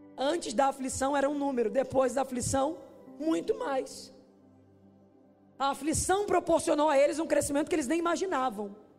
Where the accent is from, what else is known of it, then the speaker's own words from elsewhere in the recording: Duque de Caxias, Rio de Janeiro, Brazil; moved away; lá de Xerém, de onde eu vim.